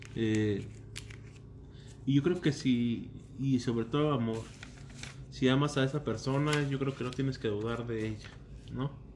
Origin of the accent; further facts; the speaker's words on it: Jiquilpan, Michoacán, Mexico; yo soy de Jiquilpa, que es pues a una hora de aquí